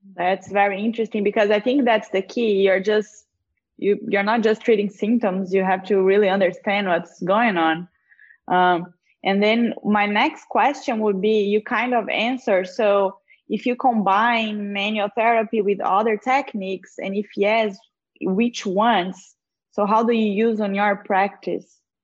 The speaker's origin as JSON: {"language": "English", "country": "Brazil", "moved": "yes", "said": "I'm from Brazil"}